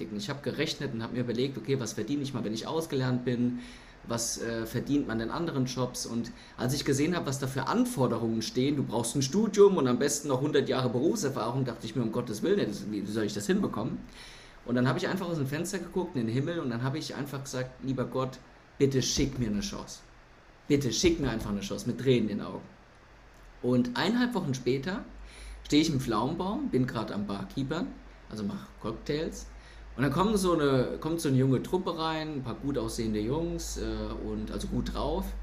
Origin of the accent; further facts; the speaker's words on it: Lohnsfeld, Rhineland-Palatinate, Germany; also born or lived in Kaiserslautern; geboren bin ich in Kaiserslautern. Ähm, dort bin ich auch eine Zeit lang aufgewachsen, laut Rebube, und ähm, bin dann später nach Lohnsfeld gezogen als mein Bruder auf die Welt kam